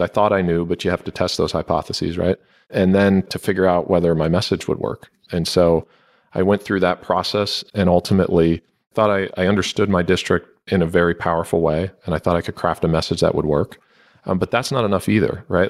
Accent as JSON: {"language": "English", "region": "Northeast Ohio", "country": "United States", "tie": "born or raised there", "said": "I grew up in Northeast Ohio, which is, you know, the place I feel most comfortable in the world"}